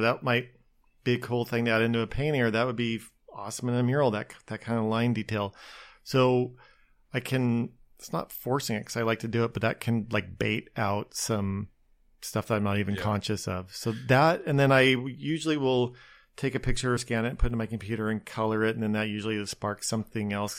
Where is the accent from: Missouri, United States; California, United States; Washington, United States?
Washington, United States; outside Spokane; moved away as an adult; also born or lived in Seattle, United States / New York, United States / Los Angeles, United States; now in Long Beach, United States; I grew up outside of Spokane, or, and it was just itty bitty little town